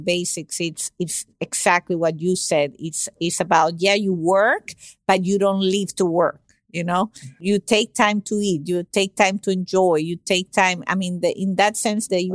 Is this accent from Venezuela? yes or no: yes; Venezuela; first language Spanish; English is a second language; now in United States; I'm from Venezuela originally, but I've been in the States for 25 years almost.